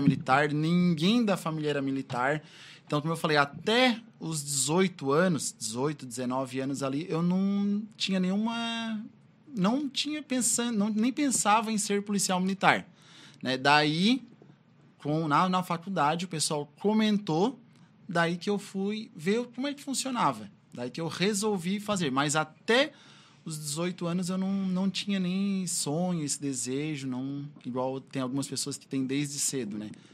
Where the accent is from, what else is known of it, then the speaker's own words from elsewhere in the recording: Criciúma, Santa Catarina, Brazil; also born or lived in Timbé do Sul, Santa Catarina; Com três anos eu já vim para cá. Então moro aqui em Criciúma já há bastante tempo